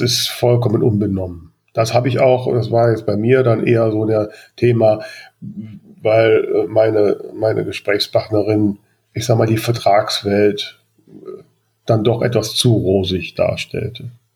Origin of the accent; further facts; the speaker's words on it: Grefrath, North Rhine-Westphalia, Germany; in meinem Heimatort äh, Grefrath